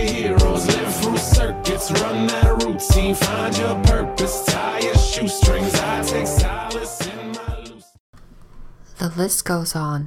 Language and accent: English; China; now in United States; I grew up in China